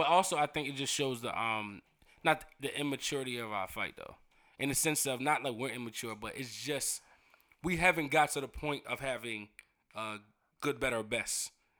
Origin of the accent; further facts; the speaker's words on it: Baltimore, Maryland, United States; we just West Baltimore niggas.